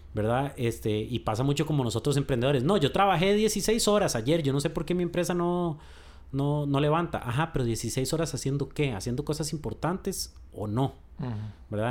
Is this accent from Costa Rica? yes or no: yes; Costa Rica; como los ticos